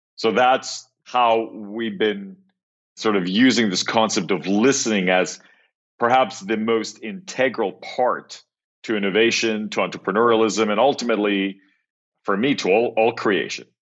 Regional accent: Cyprus; moved away; I grew up in Cyprus, which actually is where I am right now

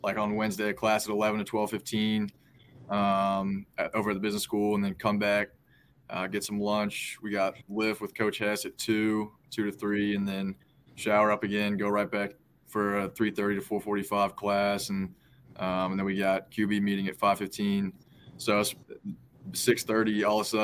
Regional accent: Charlotte, North Carolina, United States; I am quarterback from Charlotte, North Carolina

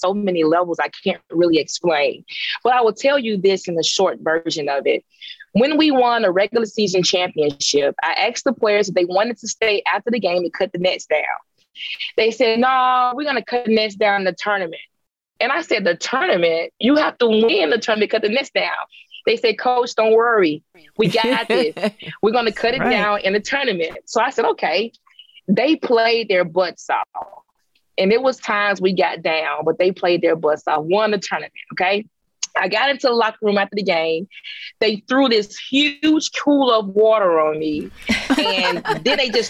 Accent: Jackson, Mississippi, United States; my hometown

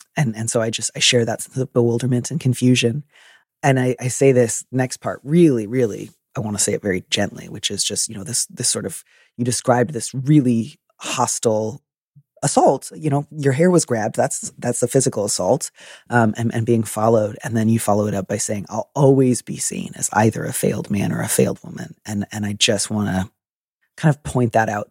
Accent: Midwest, United States; I'm from the Midwest

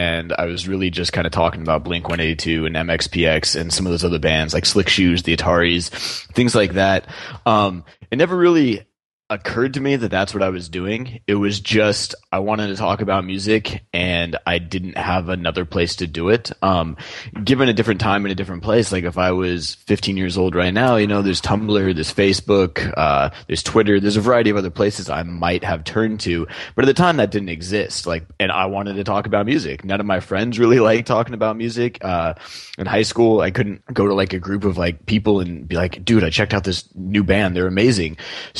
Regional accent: Tualatin, Oregon, United States; also born or lived in Denver, Colorado / Durham, Oregon / Redlands, California; I spent pretty much my entire life up till 18 here in Oregon. And a little tiny small suburb called Tualatin

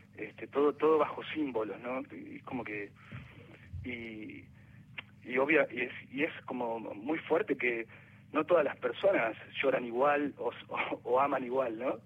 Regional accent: Viedma, Río Negro, Argentina; now in Buenos Aires, Argentina; porque soy de la Patagonia, soy nací en Vietma, Río Negro, soy vietmense no vietnamita

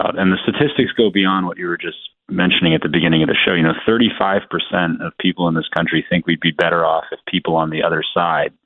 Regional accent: Hawaii, United States; Growing up in Hawaii, where I was one of the only white kids in my classes

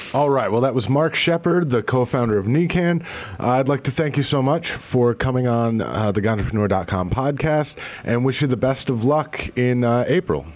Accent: New York, United States; moved away as an adult; now in Michigan, United States; I'm from New York. I went to college in New York and, you know, I'm living in Michigan now

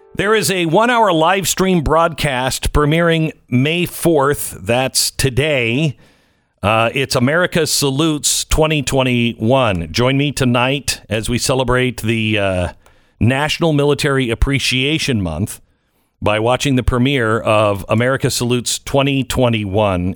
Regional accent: Pacific Northwest, United States; I grew up in the Pacific Northwest

